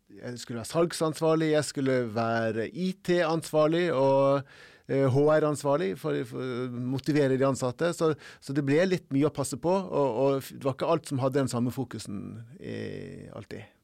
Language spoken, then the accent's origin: Norwegian; Norway; som nordmann å komme til Afrika